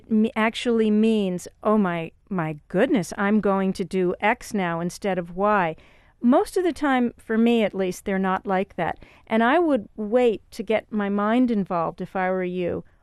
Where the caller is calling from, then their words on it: Kingston, Ontario, Canada; King, Kingston